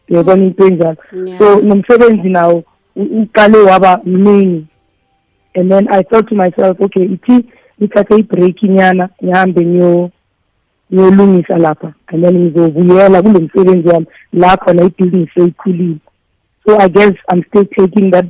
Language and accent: Zulu; Vosloorus, Gauteng, South Africa; i'm from uh, the east rand efoslorus hmm. um, ngifunde lapho ngaqeda i-high school yam khona lapho